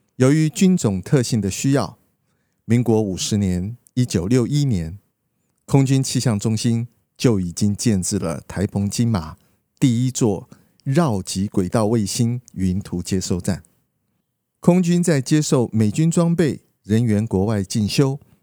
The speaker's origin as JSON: {"language": "Chinese", "area": "Liukuaicuo", "region": "Pingtung County", "country": "Taiwan", "tie": "born or raised there", "said": "小时候在屏东六块厝的乡下"}